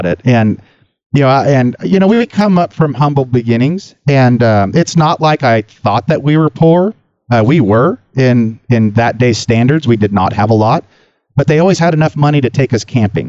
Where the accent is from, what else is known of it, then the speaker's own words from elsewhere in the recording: Sacramento, California, United States; I grew up in Sacramento, South Sacramento.